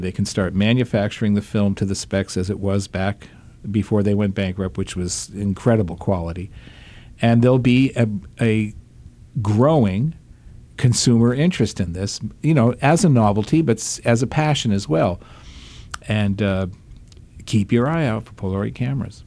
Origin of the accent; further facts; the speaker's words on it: Massachusetts, United States; growing up with that brand in in my home state